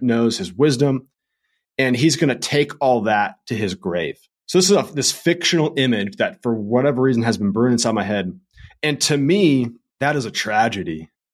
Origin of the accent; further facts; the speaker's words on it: Redondo Beach, California, United States; moved away as an adult; also born or lived in North Carolina; I grew up in Redondo Beach, California